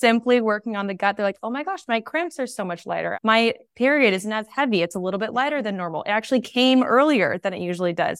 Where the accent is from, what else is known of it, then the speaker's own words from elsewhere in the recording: San Diego, California, United States; where I grew up in San Diego